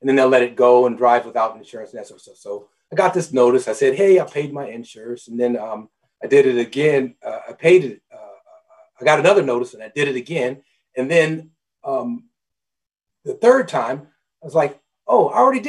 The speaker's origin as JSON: {"language": "English", "town": "Omaha", "region": "Nebraska", "country": "United States", "tie": "born or raised there", "said": "I was raised in Omaha, Nebraska."}